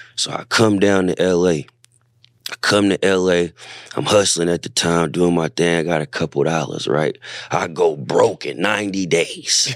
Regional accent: Bay Area, California, United States; moved away as an adult; now in Los Angeles, United States; growing up in the Bay Area

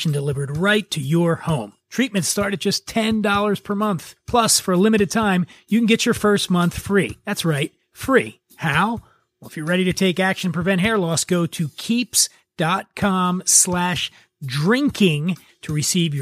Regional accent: Philadelphia, Pennsylvania, United States; now in California, United States; I grew up in Philly

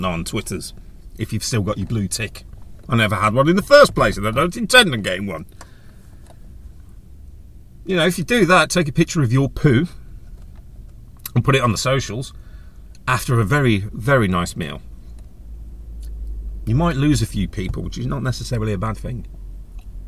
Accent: United Kingdom; we're British

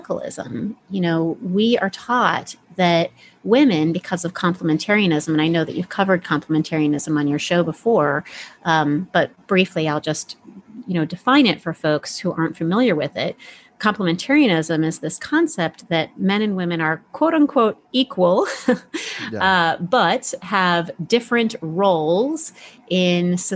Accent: Midwest, United States; moved away; I grew up in the Midwest for the first, you know, several years of my life.

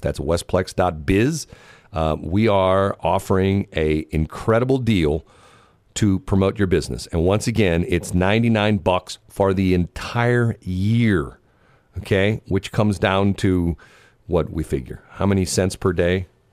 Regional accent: United States; I'm an American and proud of the fact that I have certain freedoms

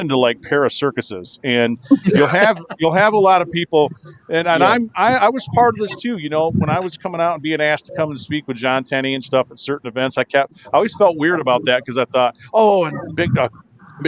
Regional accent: Kalamazoo, Michigan, United States; I'm from Kalamazoo

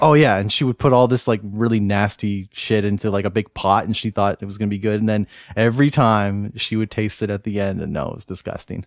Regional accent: Cole Harbour, Nova Scotia, Canada; I grew up in Cole Harbor, which is pretty much Dartmouth, Nova Scotia

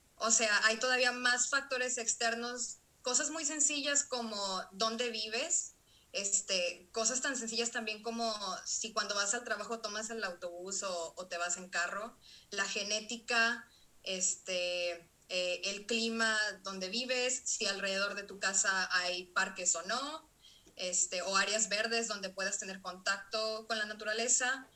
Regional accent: Mexico; also born or lived in Monterrey; soy una mujer mexicana

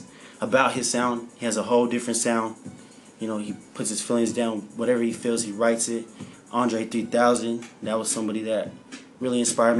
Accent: Phoenix, Arizona, United States; I'm from Phoenix, Arizona

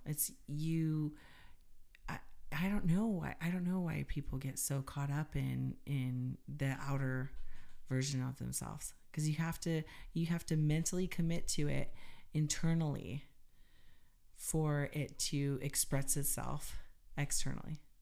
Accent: United States; being an American

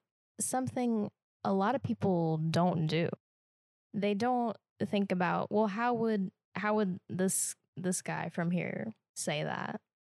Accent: Midwest, United States; accent: Midwestern; I have a standard American accent, which is a real thing. But it's like, no, you don't actually. you have a Midwestern accent.

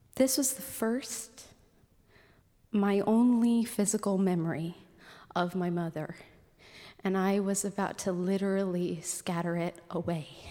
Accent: Anchorage, Alaska, United States; any other kid growing up in Anchorage

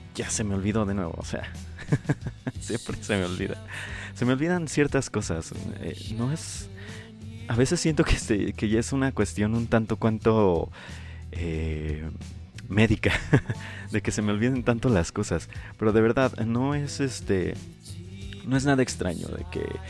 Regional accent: Michoacán, Mexico; del lugar de donde yo soy

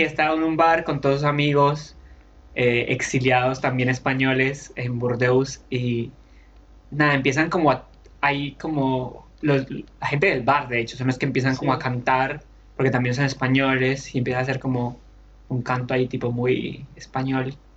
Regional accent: Colombia; now in Argentina; todas las personas que venimos de Colombia, Venezuela, ese tipo de lugares

